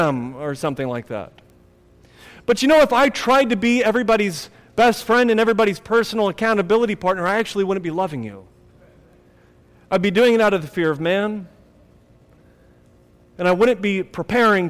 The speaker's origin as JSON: {"language": "English", "town": "Akron", "region": "Ohio", "country": "United States", "tie": "born or raised there", "said": "When I was growing up in Akron, Ohio"}